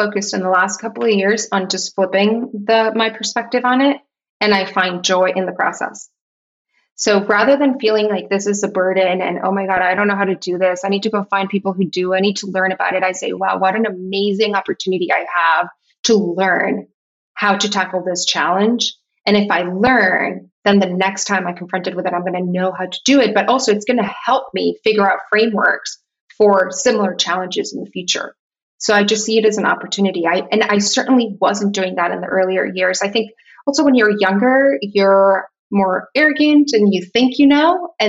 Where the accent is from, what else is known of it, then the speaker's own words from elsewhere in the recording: Tijuana, Baja California, Mexico; moved away as an adult; I grew up in Tijuana. I was there for 18 years of my life and I left for college, but it's a very specific place, I would say, in Mexico.